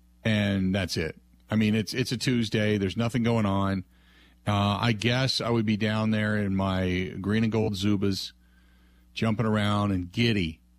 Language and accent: English; Cincinnati, Ohio, United States; growing up in Cincinnati